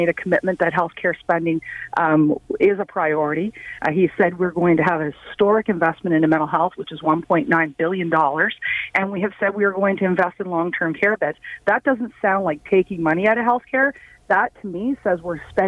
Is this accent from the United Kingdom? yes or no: no; the Maritimes, Canada; now in Ottawa, Canada; I grew up in the Maritimes